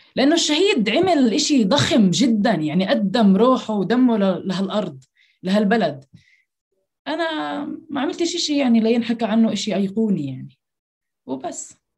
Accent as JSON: {"language": "Arabic", "town": "Jerusalem", "country": "Palestine", "tie": "born or raised there", "said": "من القدس وتحديدا حي الشيخ جراح"}